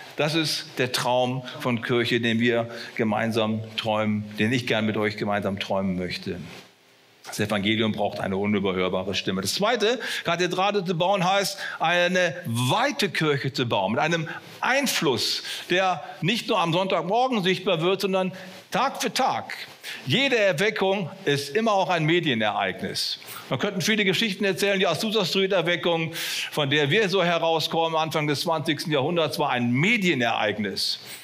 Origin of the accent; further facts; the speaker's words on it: Bonn, North Rhine-Westphalia, Germany; wo ich aufgewachsen bin in Bonn